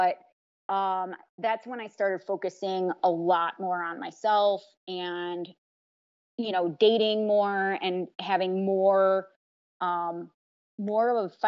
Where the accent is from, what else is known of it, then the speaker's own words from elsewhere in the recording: Chicago, Illinois, United States; also born or lived in Indiana; I'm from Chicago, born and raised